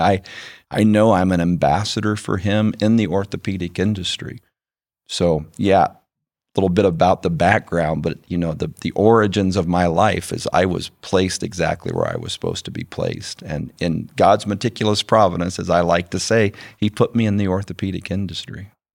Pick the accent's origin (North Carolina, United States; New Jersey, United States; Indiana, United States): Indiana, United States; Winona Lake; moved away as an adult; also born or lived in Warsaw, Indiana / Cleveland, Ohio; I was raised in Winona Lake, Indiana